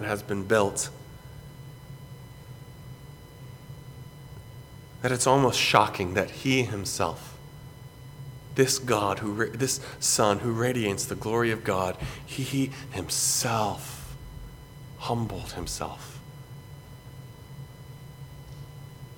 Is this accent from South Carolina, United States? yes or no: yes; Greenville, South Carolina, United States; where I grew up in Greenville, South Carolina